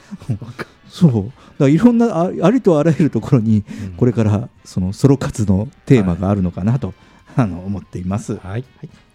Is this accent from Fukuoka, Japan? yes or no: yes; Fukuoka, Japan; 僕、九州人だけど